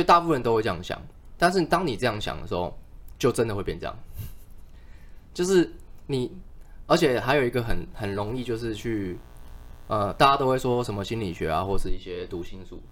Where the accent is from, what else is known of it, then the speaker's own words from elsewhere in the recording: Taiwan; 我们其实台湾人